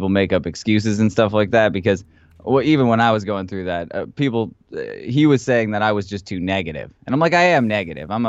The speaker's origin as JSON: {"language": "English", "country": "Canada", "said": "We just like to punch each other in the face because we're Canadian"}